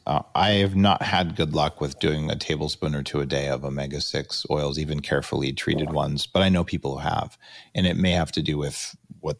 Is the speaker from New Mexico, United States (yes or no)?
yes; New Mexico, United States; now in Canada; I grew up in New Mexico actually collecting wild pine nuts.